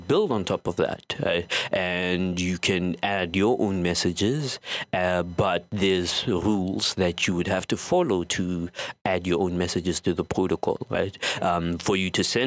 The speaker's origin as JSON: {"language": "English", "country": "South Africa", "said": "from South Africa"}